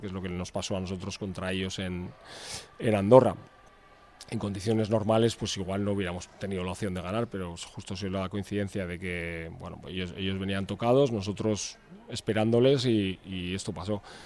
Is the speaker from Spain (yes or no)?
yes; Portugalete, Basque Country, Spain; moved away as an adult; now in Vitoria-Gasteiz, Spain; Yo vivo aquí, no, nací aquí, soy de Portugalete, pero vivo aquí desde, desde que vine a estudiar la carrera.